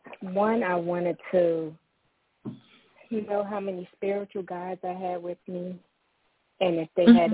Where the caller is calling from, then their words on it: Maryland, United States; I'm calling from Maryland.